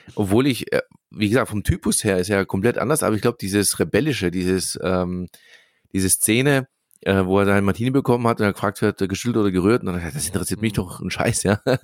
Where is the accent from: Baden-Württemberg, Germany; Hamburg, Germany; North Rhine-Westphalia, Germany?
Baden-Württemberg, Germany; Swabia; ich bin tatsächlich hier geboren, hier aufgewachsen im Schwabenland